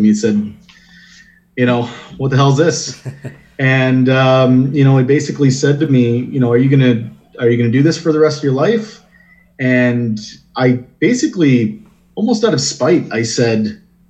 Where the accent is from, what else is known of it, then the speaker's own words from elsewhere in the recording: Windsor, Ontario, Canada; moved away as an adult; now in Toronto, Canada; So I'm born and raised in Windsor